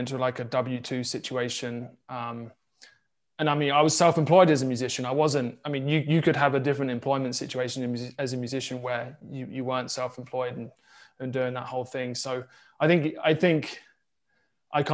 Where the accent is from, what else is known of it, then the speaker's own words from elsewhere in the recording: South Coast of England, United Kingdom; moved away as an adult; now in Kansas City, United States; we're based now in Kansas City, but for me, I grew up in England on the South Coast